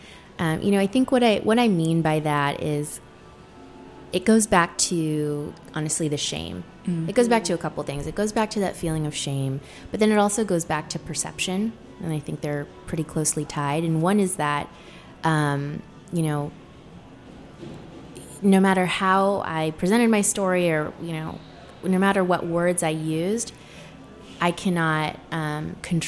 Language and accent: English; Sacramento, California, United States; moved away as an adult; also born or lived in Seattle; we grew up in the suburbs of Sacramento